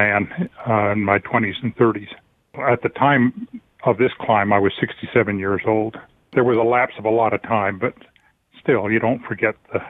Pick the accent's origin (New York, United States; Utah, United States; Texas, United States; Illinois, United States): Utah, United States; Provo; I was raised in Provo, Utah, and loved climbing the mountains.